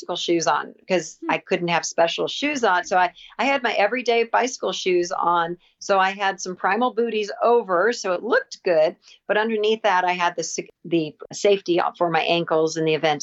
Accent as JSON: {"language": "English", "region": "Southern California", "country": "United States", "said": "I'm from Southern California"}